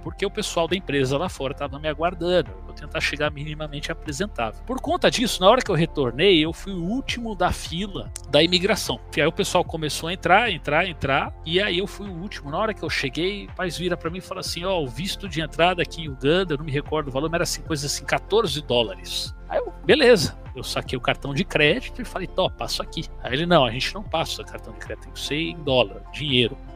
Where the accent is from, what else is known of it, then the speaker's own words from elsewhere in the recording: Brazil; eu sou brasileiro